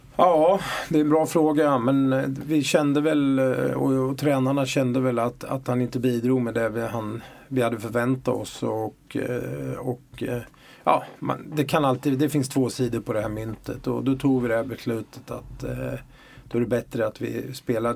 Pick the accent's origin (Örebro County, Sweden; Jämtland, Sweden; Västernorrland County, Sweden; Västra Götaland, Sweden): Örebro County, Sweden; Örebro; accent: Örebro dialect; moved away as an adult; now in Malmö, Sweden; jag tror folk hör att jag är från Örebro. Eh, ändå har jag liksom bott eh, nästan hela mitt vuxna liv i Malmö, men eh, dialekten släpper jag tydligen inte.